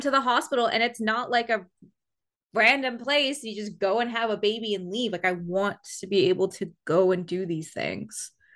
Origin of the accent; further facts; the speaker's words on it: Canada; being Canadian